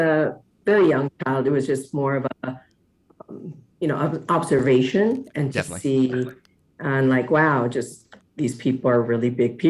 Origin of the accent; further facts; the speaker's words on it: Monterey, California, United States; also born or lived in Seoul, Korea / New Jersey; I was born in Seoul, Korea, and the capital of beauty now. We immigrated into the United States, into New Jersey first, and then moved over to Monterey, California, where I was mostly raised.